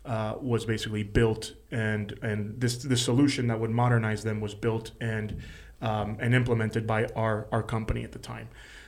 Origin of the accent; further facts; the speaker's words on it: Miami, Florida, United States; I was born in Miami.